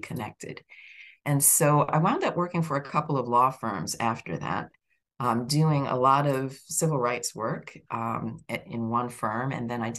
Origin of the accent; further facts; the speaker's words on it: New York, United States; also born or lived in Chicago / Washington, District of Columbia, United States / West Virginia; now in Florida, United States; I grew up in New York, wound up in Chicago, went to law school in DC, went back to Chicago, and then eventually wound up teaching in the mountains of West Virginia